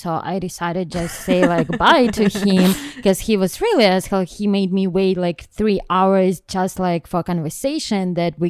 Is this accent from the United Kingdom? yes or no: no; Ukraine; English is a second language; also born or lived in Boston; now in New York, United States; I'm originally from Ukraine.